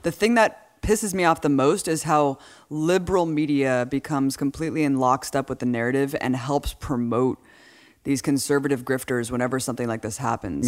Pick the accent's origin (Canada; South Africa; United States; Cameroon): United States; California; growing up in California